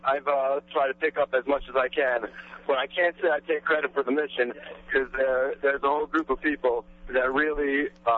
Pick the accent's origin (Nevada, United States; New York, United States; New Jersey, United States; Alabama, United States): New York, United States; New York City; also born or lived in Jerusalem; I'm from Queens originally. Lived in Jerusalem for a few years